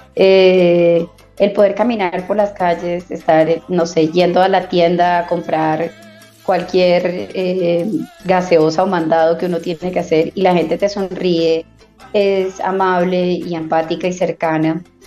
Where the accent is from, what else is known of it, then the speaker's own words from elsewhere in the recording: Barranquilla, Atlántico, Colombia; now in Bogotá, Colombia; Nací en Bogotá y me crié en Barranquilla